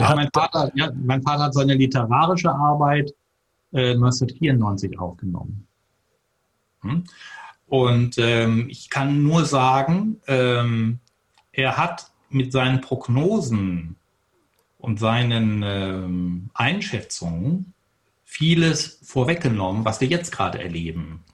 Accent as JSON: {"language": "German", "town": "Detmold", "region": "North Rhine-Westphalia", "country": "Germany", "tie": "born or raised there", "said": "Ich bin in Detmold geboren, 1959"}